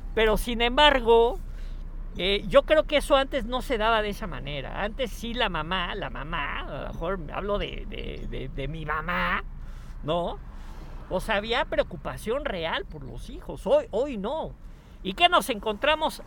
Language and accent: Spanish; Mexico; les hablo de México